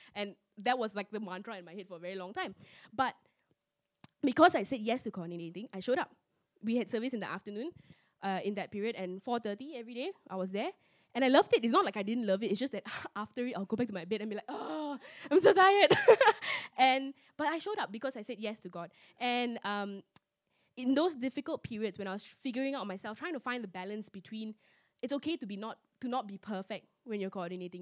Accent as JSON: {"language": "English", "town": "George Town", "region": "Penang", "country": "Malaysia", "tie": "born or raised there", "said": "I was growing up in Penang"}